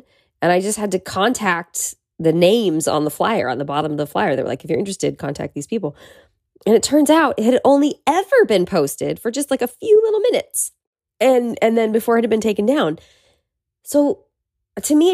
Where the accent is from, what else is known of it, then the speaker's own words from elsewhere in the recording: Petaluma, California, United States; now in Los Angeles, United States; my childhood bedroom in my hometown, Petaluma